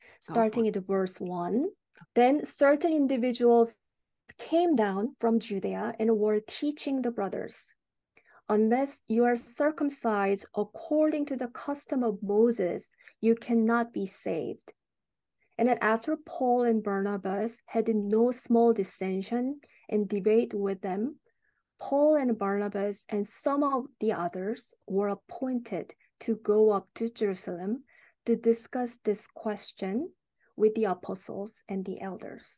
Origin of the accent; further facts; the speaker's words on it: South Korea; moved away; I'm originally from South Korea.